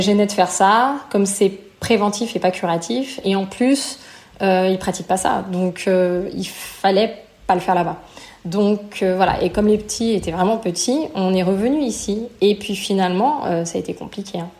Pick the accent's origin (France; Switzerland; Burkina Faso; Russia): France; moved away as an adult; also born or lived in Canada / United States / Belgium / Malta; je suis française. J'ai vécu ensuite au Canada.